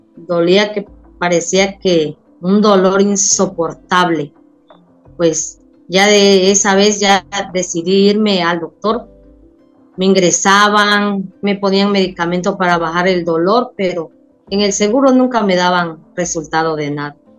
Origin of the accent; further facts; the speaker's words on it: Tabasco, Mexico; moved away as an adult; now in Cozumel, Mexico; No, yo me vine a vivir a Cozumel. Yo soy de Tabasco, pero vine a, a, Cozumel y aquí tengo 20 años de estar